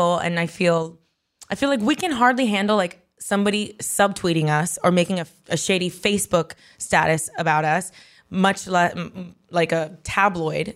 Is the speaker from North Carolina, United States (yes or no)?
no; Miami, Florida, United States; moved away; I grew up in Miami